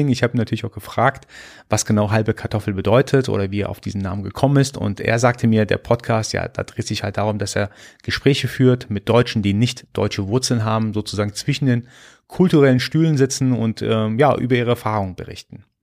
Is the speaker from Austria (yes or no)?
no; Iran; born there; für mich natürlich als gebürtiger Iraner natürlich ein immer sehr aktuelles Thema